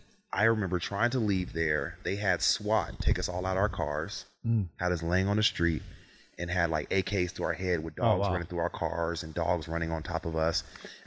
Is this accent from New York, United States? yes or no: no; Las Vegas, Nevada, United States; moved away; Hey, I think growing up in Vegas was amazing, right?